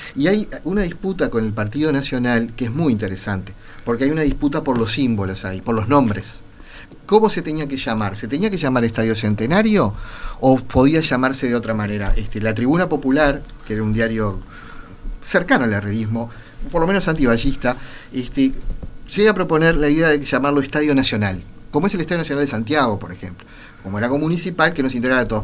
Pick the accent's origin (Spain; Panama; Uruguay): Uruguay